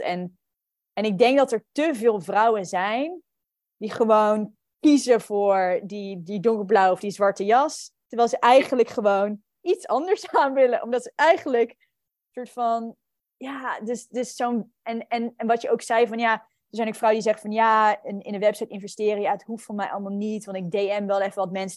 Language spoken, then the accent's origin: Dutch; New Zealand; moved away; also born or lived in Netherlands; ik ben opgegroeid in Nieuw-Zeeland